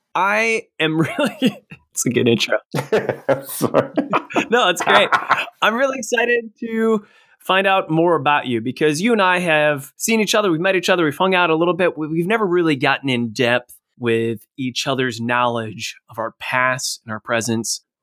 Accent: Ohio, United States; I'm from Ohio

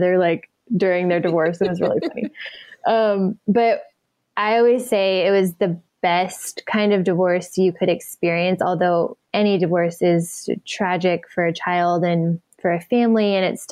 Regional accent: Dallas, Texas, United States; now in California, United States; I was born actually here in California, and then I was raised in Dallas

